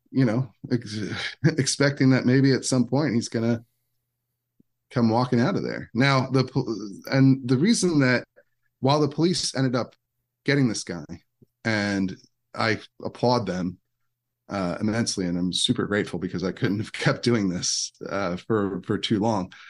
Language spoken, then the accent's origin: English; Downingtown, Pennsylvania, United States; now in Virginia, United States; I grew up in, in Downingtown, Pennsylvania